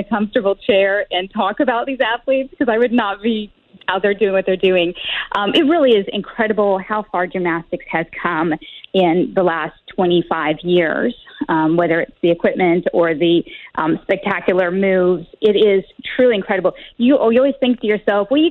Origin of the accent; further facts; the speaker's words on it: Rolla, Missouri, United States; moved away; I was born in Rolla